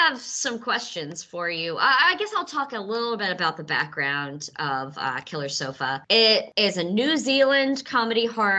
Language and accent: English; Mississippi, United States; now in New York, United States; I'm from Mississippi, where the Civil War took place.